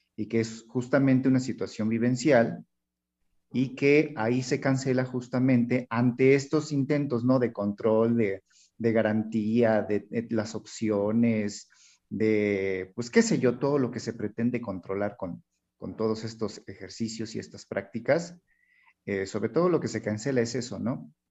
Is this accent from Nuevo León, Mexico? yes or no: no; Hidalgo, Mexico; also born or lived in Mexico City; aunque yo nací en la Ciudad de México, pero yo crecí acá en Hidalgo, ¿no? En un pueblo